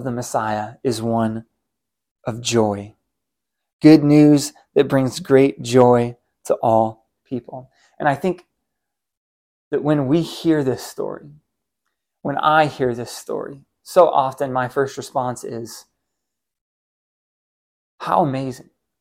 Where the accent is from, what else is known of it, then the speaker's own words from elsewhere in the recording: United States; As an American man living in the 21st century